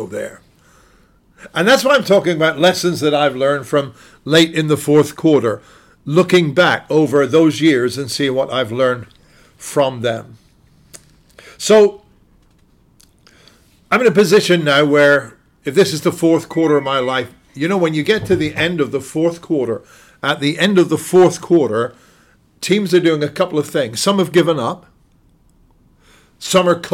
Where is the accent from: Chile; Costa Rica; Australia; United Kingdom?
United Kingdom; moved away as an adult; now in United States; As a Brit living in the USA